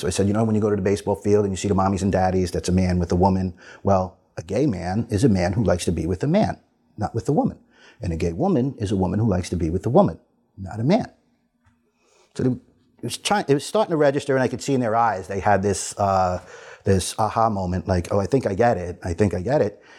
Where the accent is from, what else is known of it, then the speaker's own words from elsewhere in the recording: New York City, New York, United States; I'm from Staten Island, New York.